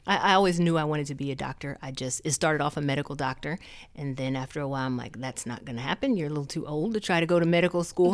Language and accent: English; Muncie, Indiana, United States; moved away as an adult; also born or lived in Charlotte, North Carolina; I'm from Muncie, you know, the small town